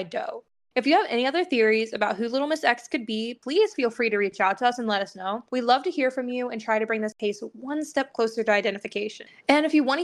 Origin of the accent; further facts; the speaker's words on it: Southeast Missouri, United States; I was raised in Southeast Missouri